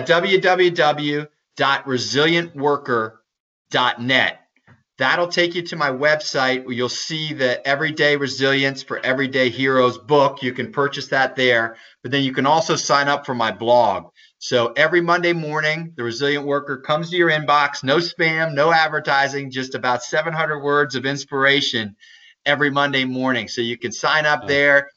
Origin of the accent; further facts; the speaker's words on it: Maryland, United States; I'm from Maryland, so crabs are a big thing here